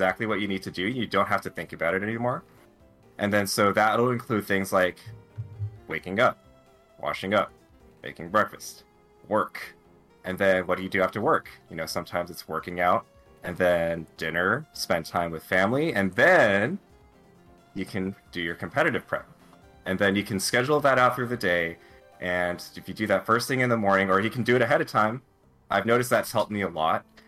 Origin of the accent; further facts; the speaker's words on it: United States; also born or lived in Fresno; I'm Asian American